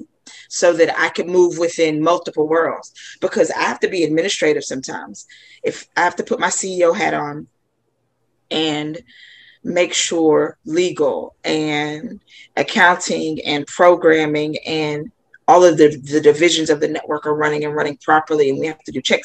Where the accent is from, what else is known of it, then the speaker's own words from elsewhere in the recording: North Mississippi, United States; I grew up in North Mississippi